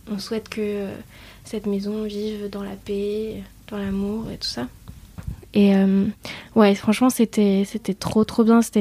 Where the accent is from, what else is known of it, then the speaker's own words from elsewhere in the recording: Vietnam; Euh, bon, déjà, euh, dû à mon enfance au Vietnam, j'ai des, des, bouddhas un peu partout chez moi.